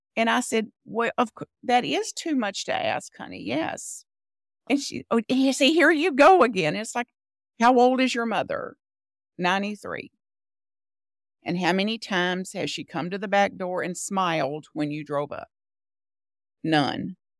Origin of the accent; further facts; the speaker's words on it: Bug Tussle, Kentucky, United States; I was born in Bug Tussle, Kentucky, a very rural part of Kentucky near the Tennessee border